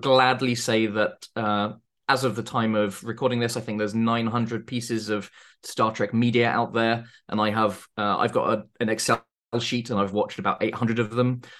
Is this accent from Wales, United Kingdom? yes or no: no; Surrey, South East England, United Kingdom; I'm from the U K. I grew up in Surrey, which isn't, isn't Norfolk.